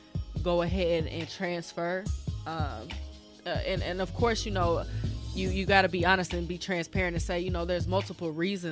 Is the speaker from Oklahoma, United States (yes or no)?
yes; Muskogee, Oklahoma, United States; moved away as an adult; also born or lived in France / St. Louis; That is where my father is from. But born and raised Muskogee, Oklahoma. Graduated from high school there.